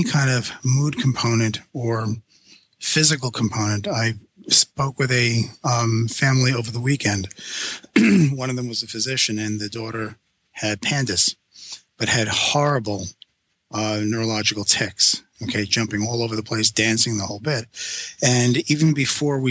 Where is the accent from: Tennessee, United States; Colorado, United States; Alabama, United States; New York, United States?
New York, United States; New York City; I'm Sicilian from Brooklyn